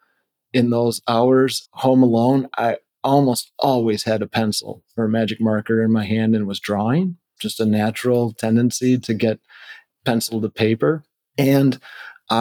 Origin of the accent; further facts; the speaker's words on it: Wisconsin, United States; also born or lived in Phoenix, Arizona / Milwaukee, Wisconsin; I was raised in the Midwest